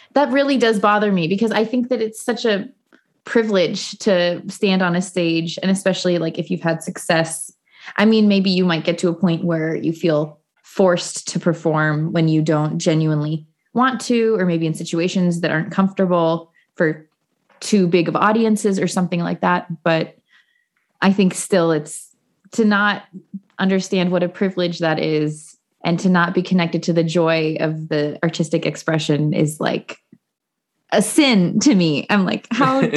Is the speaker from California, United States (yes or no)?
no; Bloomington, Indiana, United States; In my hometown, Bloomington